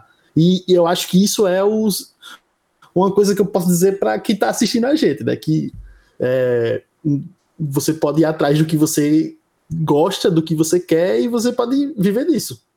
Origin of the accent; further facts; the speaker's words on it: João Pessoa, Paraíba, Brazil; sou de João Pessoa, nascido e criado